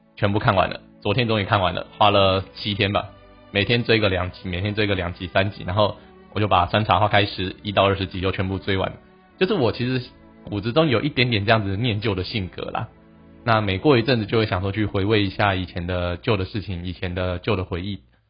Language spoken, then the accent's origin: Chinese; Taiwan; 我们台湾人